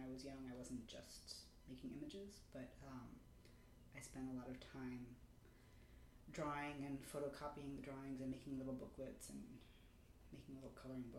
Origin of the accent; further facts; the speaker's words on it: New York City, New York, United States; I grew up in Manhattan